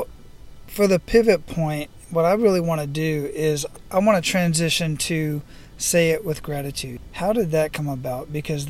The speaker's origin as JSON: {"language": "English", "town": "Phoenix", "region": "Arizona", "country": "United States", "tie": "born or raised there", "moved": "yes", "said": "I was actually born and raised in Phoenix"}